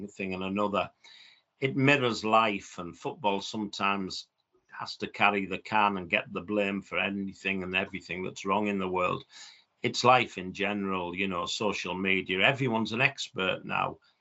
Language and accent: English; Middlesbrough, North East England, United Kingdom; a fellow person from my hometown, Brian Clough